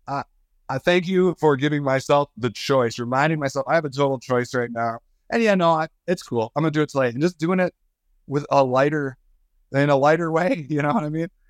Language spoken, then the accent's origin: English; Michigan, United States; I come from Michigan